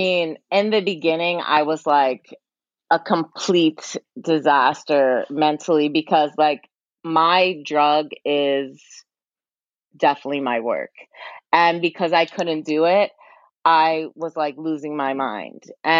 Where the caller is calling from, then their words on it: New York, United States; Yeah, I'm in New York. New York.